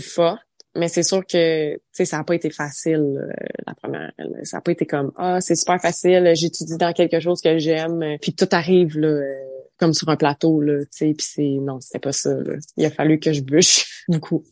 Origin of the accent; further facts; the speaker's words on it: Saint-Albert, Ontario, Canada; je suis originaire d'un petit village euh, dans l'Est ontarien qui s'appelle Saint-Albert